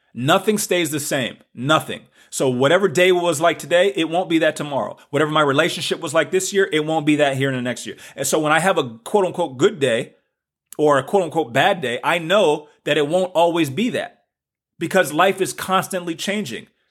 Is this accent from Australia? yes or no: no; the South, United States; accent: southern; my southern accent